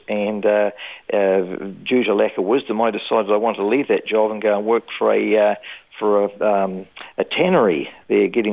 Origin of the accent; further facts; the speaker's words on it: Dunedin, Otago, New Zealand; now in Brisbane, Australia; I was born in Dunedin, New Zealand in 1951